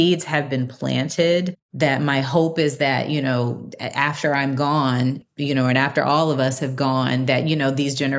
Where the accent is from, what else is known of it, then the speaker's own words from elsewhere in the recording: Montgomery, Alabama, United States; I grew up in Alabama. I grew up in Montgomery, Alabama